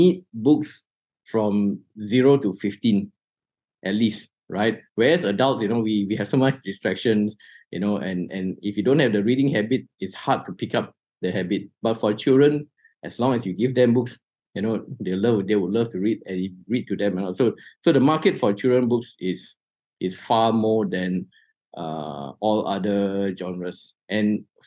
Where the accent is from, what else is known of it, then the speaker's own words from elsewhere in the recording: Malaysia; Malaysians are actually broad readers